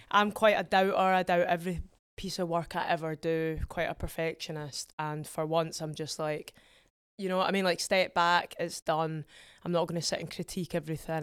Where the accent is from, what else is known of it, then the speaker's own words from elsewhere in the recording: Edinburgh, Scotland, United Kingdom; I'm from Edinburgh